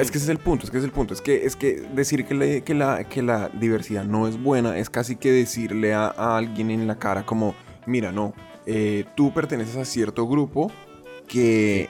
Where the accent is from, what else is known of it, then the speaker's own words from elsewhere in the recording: Colombia; moved away; also born or lived in Japan; yo como colombiano